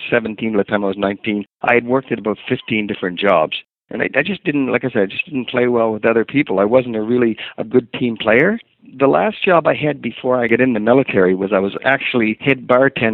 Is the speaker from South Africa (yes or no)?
no; Halifax, Nova Scotia, Canada; moved away; also born or lived in Antigonish, Nova Scotia / Brockville, Ontario; I'm originally from Antigonish, Nova Scotia. And when I was really young, before my mother died, she moved up to Halifax